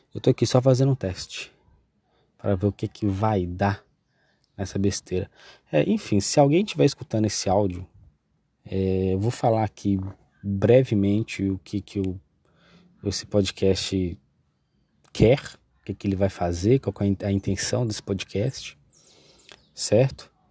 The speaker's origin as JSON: {"language": "Portuguese", "town": "Coronel Fabriciano", "region": "Minas Gerais", "country": "Brazil", "said": "Eu sou mineiro, aqui de Coronel Fabriciano."}